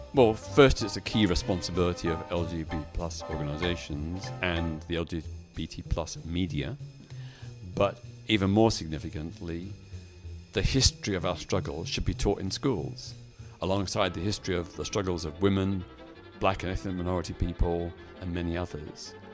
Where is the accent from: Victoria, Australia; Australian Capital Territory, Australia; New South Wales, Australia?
Victoria, Australia; Melbourne; in my hometown of Melbourne, Australia, where I was at that time